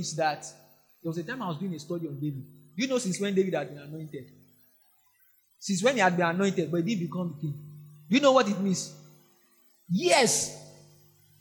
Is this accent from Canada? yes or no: no; Nigeria; I'm only Nigerian there.